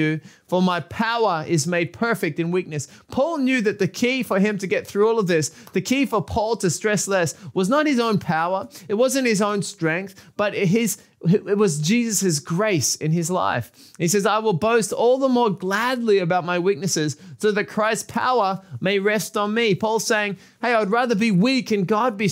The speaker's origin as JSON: {"language": "English", "country": "Australia", "said": "I'm from Australia."}